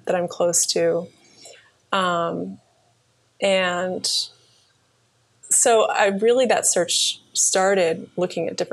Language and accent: English; Cape Cod, Massachusetts, United States; also born or lived in Plymouth, Massachusetts; So I was actually born in Plymouth, Massachusetts. place where the pilgrims landed. And I grew up in on Cape Cod